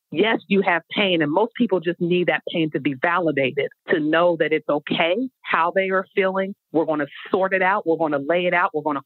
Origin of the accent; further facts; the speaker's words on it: Ohio, United States; moved away as an adult; now in Washington, D.C., United States; I'm originally from Ohio